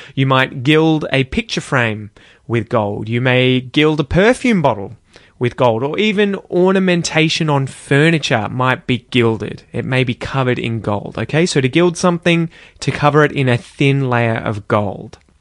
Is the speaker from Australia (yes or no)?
yes; Australia; as an Aussie.